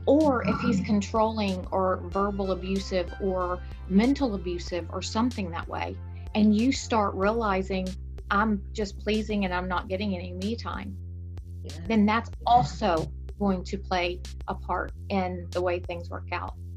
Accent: Texas, United States; accent: Texan; my texan accent

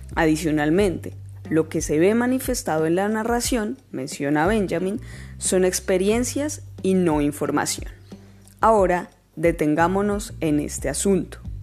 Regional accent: Colombia; nos atraviesan como colombianos

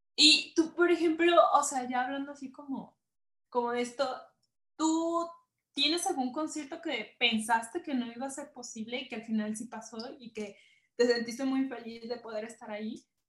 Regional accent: Guadalajara, Jalisco, Mexico; soy provinciana de Guadalajara

